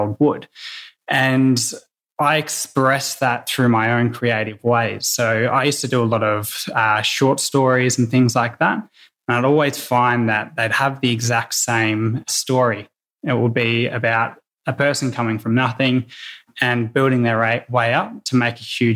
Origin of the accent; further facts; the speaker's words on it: Yarra Valley, outside Melbourne, Victoria, Australia; I grew up in the Yarra Valley, just outside of Melbourne.